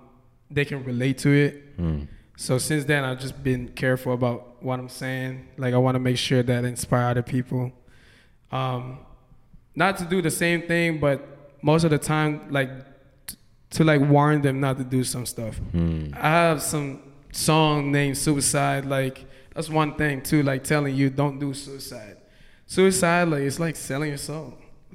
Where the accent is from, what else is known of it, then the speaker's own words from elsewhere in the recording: Hawaii, United States; I'm from Hawaii, and yeah, I've been doing music in Hawaii.